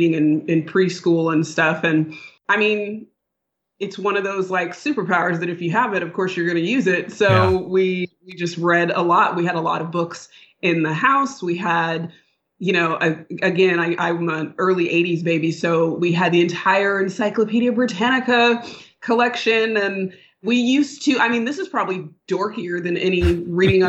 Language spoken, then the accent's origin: English; Sacramento, California, United States; I grew up in Northern California in Sacramento, the capital city